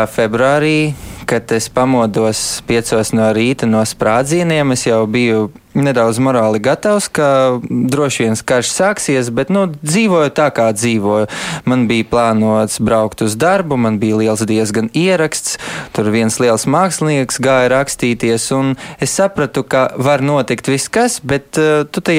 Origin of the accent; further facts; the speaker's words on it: Kyiv, Ukraine; also born or lived in Riga; now in Latvia; es eh, piedzimu Kievā, bet, kad jau man bija trīs mēneši, uh, gulēju aizmugures sēdekļos mašīnā, un mēs braucām uz Rīgu. Un tā es visu bērnību savu pavadīju, braukājot starp Kievu un Rīgu.